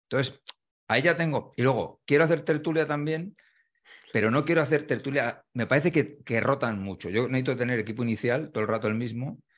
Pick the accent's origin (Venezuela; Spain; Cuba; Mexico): Spain; las cosas que me gustan a mí como espectador, que creo que soy el español medio al final, ¿no?